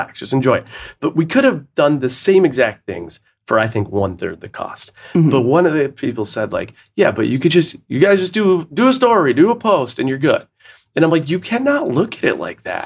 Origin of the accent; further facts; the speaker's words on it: Buffalo, New York, United States; growing up in Buffalo